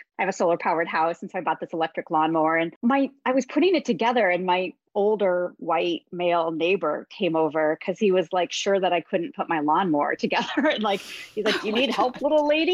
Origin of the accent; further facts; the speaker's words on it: Midwest, United States; I grew up in the Midwest